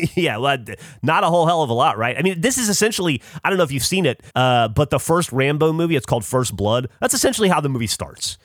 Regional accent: Alabama, United States; moved away; also born or lived in upstate New York; I grew up in Alabama

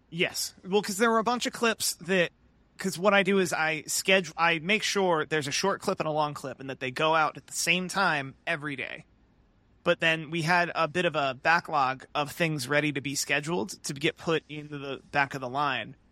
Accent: United States; as an American

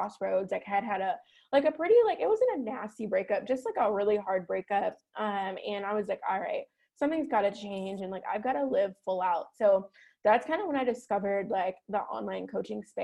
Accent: Chicago, Illinois, United States; now in Scottsdale, United States; I'm born and raised in Chicago

